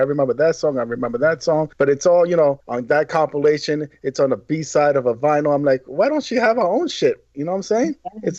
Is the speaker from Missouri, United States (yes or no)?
no; New York City, New York, United States; I'm from Brooklyn